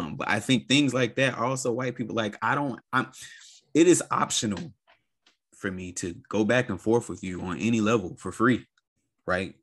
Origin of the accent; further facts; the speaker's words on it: United States; as a Black person growing up in America